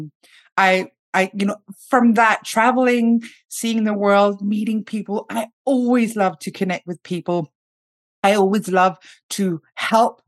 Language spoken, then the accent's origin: English; Denmark; now in Sweden; I live in Sweden. I come from Denmark.